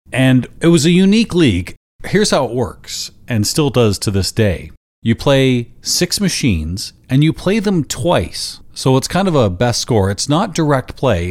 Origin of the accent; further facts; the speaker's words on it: London, Ontario, Canada; also born or lived in Burlington, Ontario; my hometown of London, Ontario